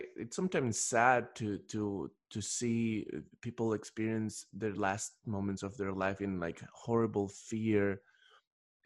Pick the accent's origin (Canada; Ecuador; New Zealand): Ecuador; moved away; I'm originally from Ecuador, and in Ecuador, people speak Spanish